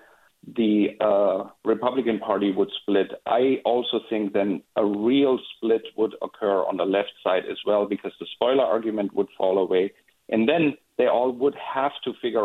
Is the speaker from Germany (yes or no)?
yes; Germany; now in Point Richmond, United States; I grew up in Germany